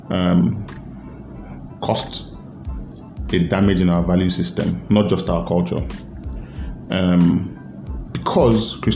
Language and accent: English; Asaba, Delta, Nigeria; I'm from Asaba, and a lot of times you would hear, you would never hear that an Asaba man.